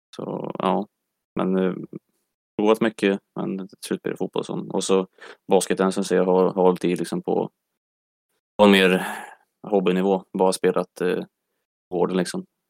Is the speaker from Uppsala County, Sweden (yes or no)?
no; Mölltorp, Västra Götaland, Sweden; moved away; also born or lived in Örebro; jag kommer från eh, Mölltorp, en liten